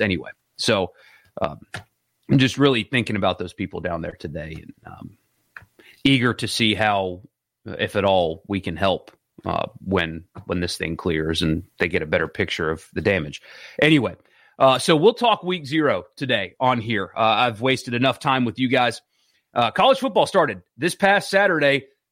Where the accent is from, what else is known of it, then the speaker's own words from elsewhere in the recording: South Carolina, United States; moved away; also born or lived in Mississippi; my home state where I grew up, South Carolina